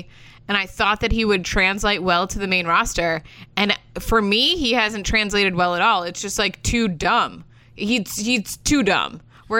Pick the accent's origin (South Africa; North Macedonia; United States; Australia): United States; Florida; I am also from Florida, where the entire state thinks they're original bros.